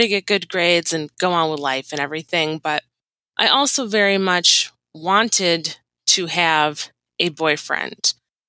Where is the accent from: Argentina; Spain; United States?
United States; Michigan; I grew up in Michigan